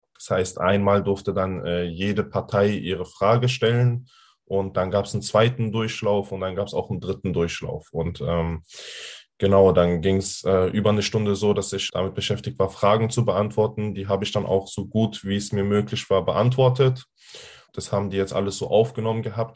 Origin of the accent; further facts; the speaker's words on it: Hanau, Hesse, Germany; bei uns in Hanau